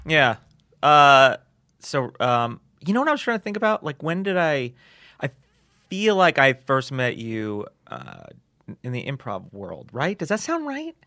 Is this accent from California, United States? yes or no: no; New York, United States; growing up in New York